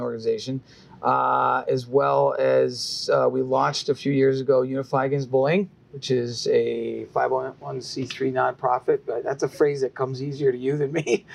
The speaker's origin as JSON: {"language": "English", "town": "Easthampton", "region": "Massachusetts", "country": "United States", "tie": "born or raised there", "also_born_or_lived": "Three Rivers, Massachusetts / Westfield, Massachusetts", "said": "Most of my life was uh, in East Hampton, Mass"}